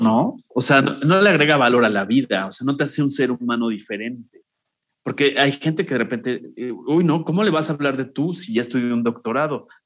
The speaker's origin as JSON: {"language": "Spanish", "country": "Mexico", "said": "yo hablo como mexicano, vivo en México, soy mexicano"}